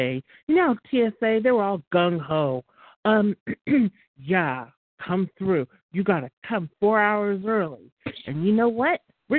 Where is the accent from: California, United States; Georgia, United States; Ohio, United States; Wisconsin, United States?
California, United States; near Fort Ord; I grew up near Fort Ord, ma'am. And my family was stationed there way back in the day.